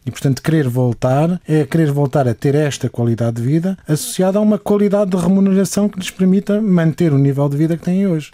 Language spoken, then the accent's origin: Portuguese; Portugal; enquanto portugueses